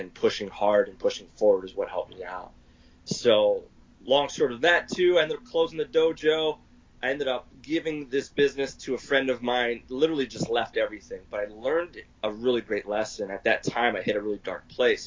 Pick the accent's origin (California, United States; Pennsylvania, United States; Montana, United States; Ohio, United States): Pennsylvania, United States; moved away as an adult; now in Arizona, United States; So I'm originally from Pennsylvania, and I moved to Arizona at the age of 20